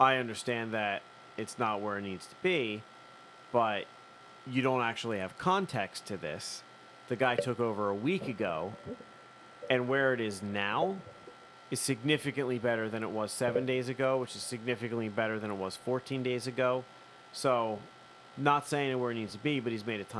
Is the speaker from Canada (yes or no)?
no; Philadelphia, Pennsylvania, United States; So am I. I'm from here too.